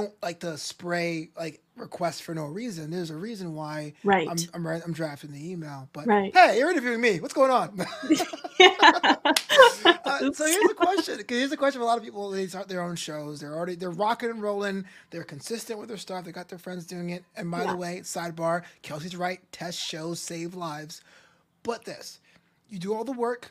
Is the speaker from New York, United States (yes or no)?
yes; New York City, New York, United States; I'm from Brooklyn